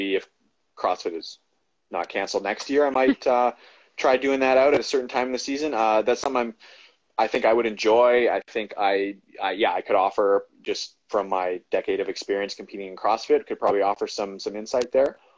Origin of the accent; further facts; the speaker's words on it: Vancouver Island, British Columbia, Canada; growing up on Vancouver Island, we had lakes and stuff and hills and mountains